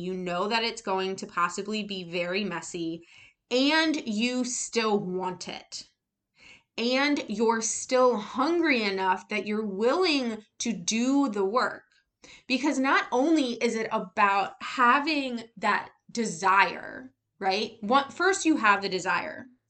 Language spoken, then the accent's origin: English; United States; an American who was raised in the public school system